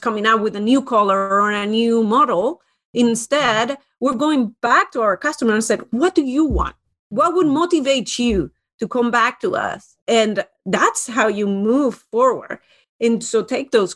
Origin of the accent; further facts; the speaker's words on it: Spain; moved away as an adult; now in United States; I moved to the United States a long time ago and loved it, loved business, especially in the United States. And I come originally from Spain